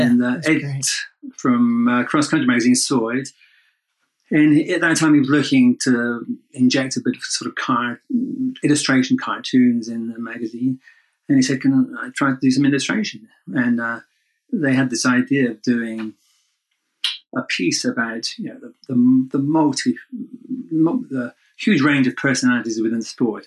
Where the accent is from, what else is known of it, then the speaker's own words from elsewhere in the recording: United Kingdom; I'm British, kind of used to bad weather